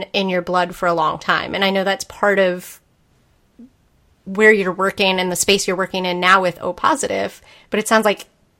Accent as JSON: {"language": "English", "town": "Spencer", "region": "Massachusetts", "country": "United States", "tie": "born or raised there", "said": "I grew up in Central Mass, and the price difference for what I was paying from, you know, Spencer, Massachusetts"}